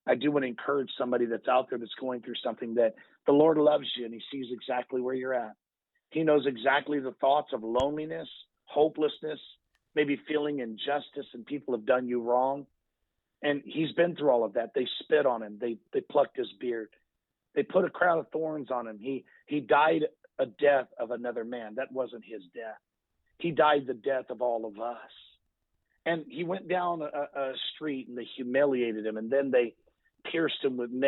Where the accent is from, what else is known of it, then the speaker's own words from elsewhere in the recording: United States; As an American people